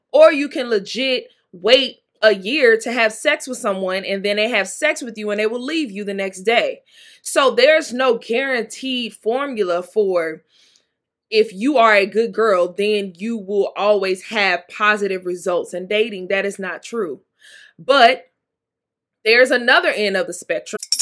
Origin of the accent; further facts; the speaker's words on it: Mississippi, United States; I'm from Mississippi. Mississippi